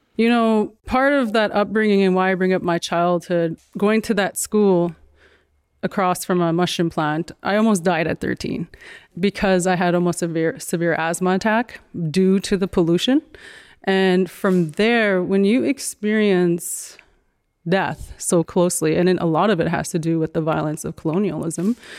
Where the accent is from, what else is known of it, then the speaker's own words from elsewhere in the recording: Dakota Tipi First Nation, Manitoba, Canada; now in Toronto, Canada; we grew up in Dakota Tepe